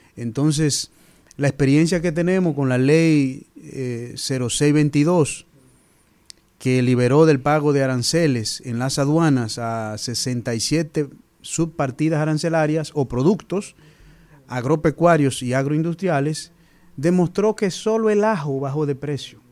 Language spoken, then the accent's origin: Spanish; San Fernando de Monte Cristi, Monte Cristi, Dominican Republic; also born or lived in Fukuoka, Japan; de Montecristi, ingeniero agrónomo